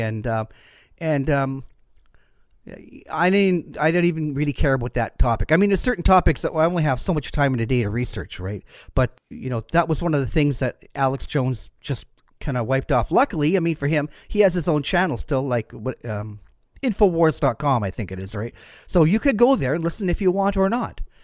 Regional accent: Canada; I'm Canadian.

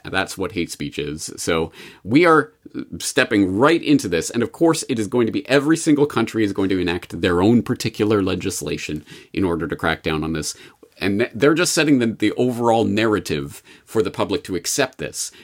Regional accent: Canada; as a Canadian

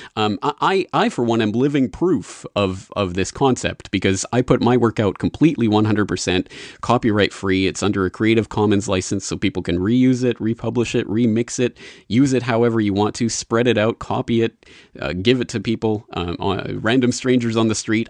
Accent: Canada; now in Japan; I'm a Canadian living in Japan

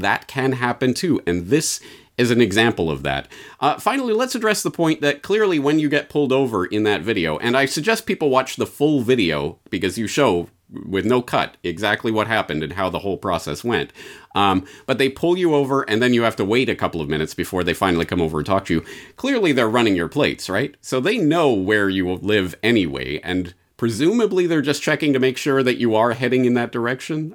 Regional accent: Canada; moved away as an adult; as a Canadian, I feel like I should be able to understand what's happening here. But not only have I been out of the country for 17 years

